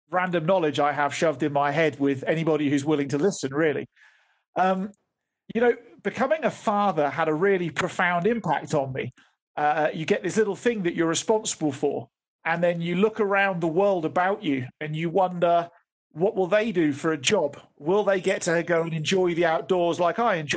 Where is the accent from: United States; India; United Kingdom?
United Kingdom; Oxfordshire, South East England; moved away as an adult; now in Johannesburg, South Africa; I was brought up in Oxfordshire in the UK, and that was predominantly my base over the years.